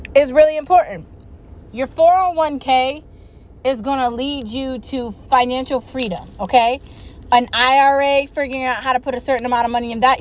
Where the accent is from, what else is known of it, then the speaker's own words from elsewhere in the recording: United States; I'm an American